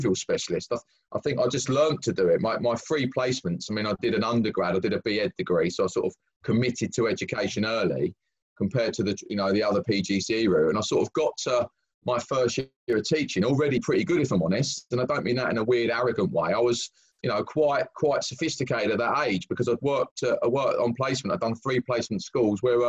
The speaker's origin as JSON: {"language": "English", "town": "Brighton", "region": "South East England", "country": "United Kingdom", "tie": "born or raised there", "also_born_or_lived": "London", "moved": "as an adult", "said": "I was born and bred in Brighton, which was from a working class family."}